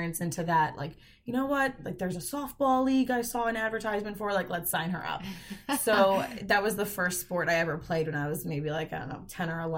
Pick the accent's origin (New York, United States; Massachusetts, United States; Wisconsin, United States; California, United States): New York, United States; Holtsville; I grew up on Long Island, and I'm from Holtsville, and I went to Sachem East High School